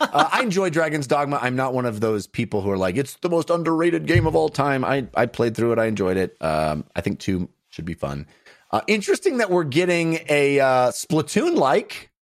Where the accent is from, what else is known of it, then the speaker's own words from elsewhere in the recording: Bay Area, California, United States; I come from the Bay Area, so I say Concord 'cause that's the name of the city in the Bay Area